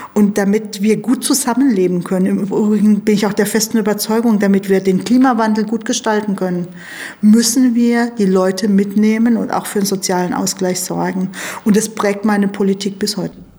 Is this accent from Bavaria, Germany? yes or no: no; a village in Baden-Württemberg, Germany; Also ich bin klar in Armut aufgewachsen, ähm, allerdings auf dem Dorf